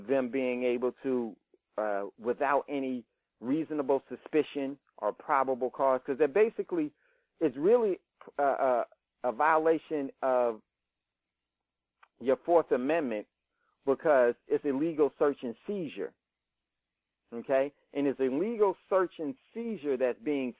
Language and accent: English; Hackensack, New Jersey, United States; moved away; I grew up in Hackensack